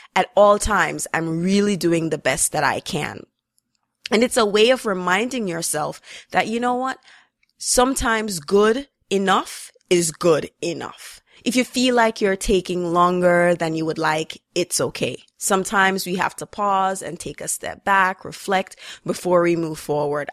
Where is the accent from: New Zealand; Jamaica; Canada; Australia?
Jamaica; growing up in Jamaica